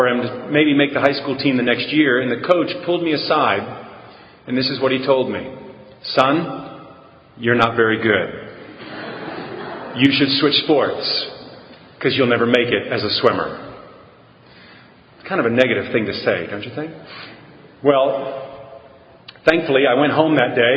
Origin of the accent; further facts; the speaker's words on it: San Antonio, Texas, United States; I was born and raised in San Antonio, Texas